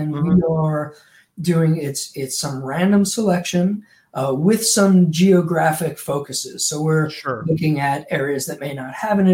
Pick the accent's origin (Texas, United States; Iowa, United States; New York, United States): New York, United States; Long Island; born or raised there; moved away